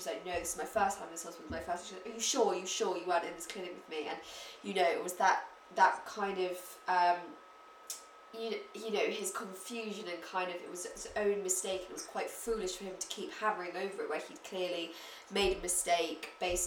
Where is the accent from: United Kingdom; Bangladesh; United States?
United Kingdom; London; also born or lived in Bristol; I'm from London and my family live in London, but I study in Bristol